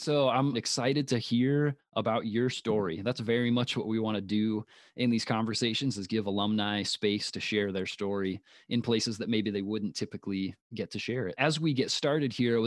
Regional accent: Indiana, United States; now in Minnesota, United States; I'm from Indiana originally and thought that I would move to Minnesota

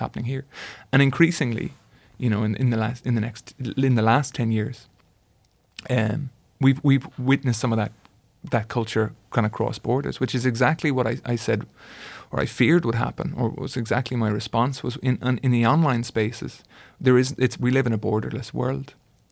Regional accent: Ireland; I was writing it as an Irishman

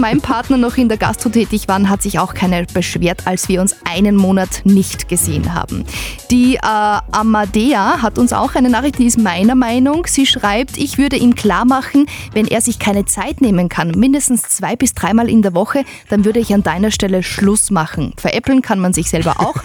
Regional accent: Upper Austria, Austria; wir Oberösterreicher

